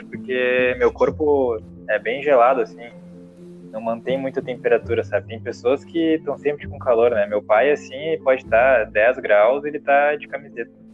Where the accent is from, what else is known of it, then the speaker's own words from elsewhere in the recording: Porto Alegre, Rio Grande do Sul, Brazil; also born or lived in João Pessoa; nós somos de Porto Alegre